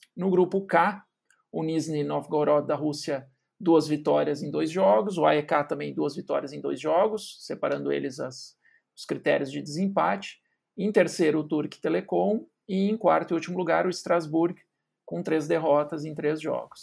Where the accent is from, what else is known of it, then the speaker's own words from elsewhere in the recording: Cachoeira do Sul, Rio Grande do Sul, Brazil; parceiro de basquete das antigas lá em Cachoeira do Sul